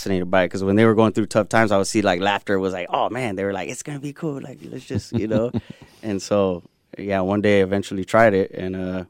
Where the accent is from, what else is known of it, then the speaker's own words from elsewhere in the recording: United States; I'm a, you know, Chicano. Both my parents are born here, I'm born here. My grandpa's from Zacatecas, you know, and, mm-hmm. but yeah, just definitely grew up around that culture.